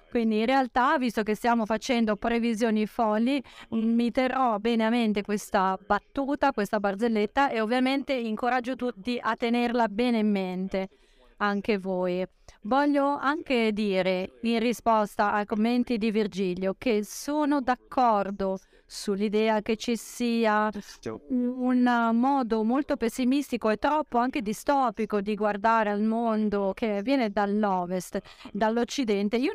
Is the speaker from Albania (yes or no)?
no; United States; Italian is a second language; sono americano ovviamente, quindi ho dei pregiudizi. Gli Stati Uniti sono un paese estremamente vario, con una grande diversità